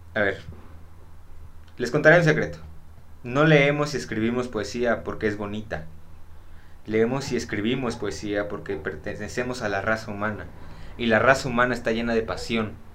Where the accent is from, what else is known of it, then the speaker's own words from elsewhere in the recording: Xalapa, Veracruz, Mexico; nací aquí en Jalapa